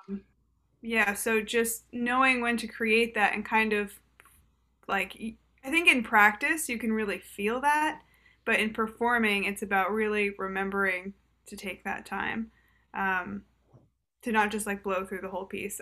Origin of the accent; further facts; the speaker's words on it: Boston, Massachusetts, United States; I'm from Boston.